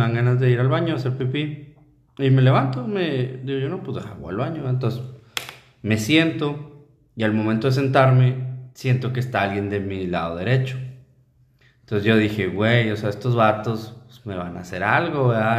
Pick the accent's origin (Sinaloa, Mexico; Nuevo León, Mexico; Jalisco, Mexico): Nuevo León, Mexico; Linares; yo que soy de Linares